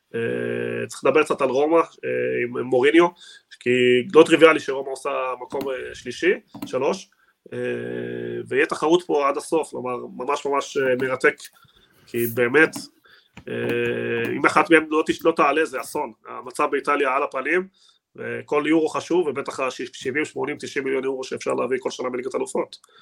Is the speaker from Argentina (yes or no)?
yes; Argentina; moved away; אני בתור ארגנטינאי